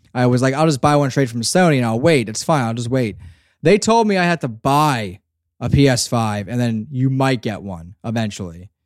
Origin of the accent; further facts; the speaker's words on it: Northeast, United States; I, I'm from the Northeast too